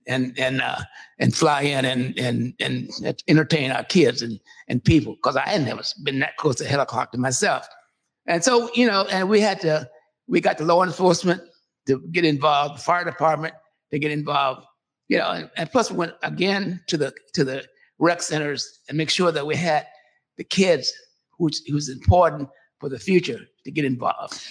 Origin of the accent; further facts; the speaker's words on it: Seattle, Washington, United States; also born or lived in California; when I came, we came to Seattle, we came from California